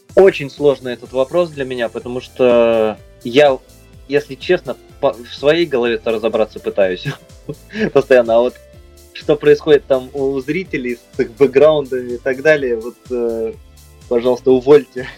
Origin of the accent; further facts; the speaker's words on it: Novosibirsk, Novosibirsk Oblast, Russia; now in Moscow, Russia; возвращаешься в свой родной город